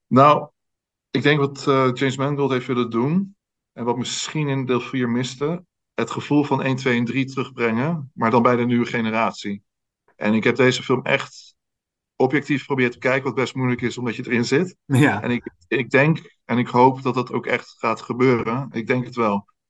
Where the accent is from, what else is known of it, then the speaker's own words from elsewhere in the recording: Netherlands; als Nederlander